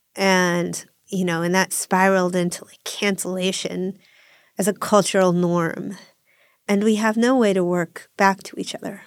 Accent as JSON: {"language": "English", "region": "Northeast", "country": "United States", "said": "I'm a lesbian from the Northeast"}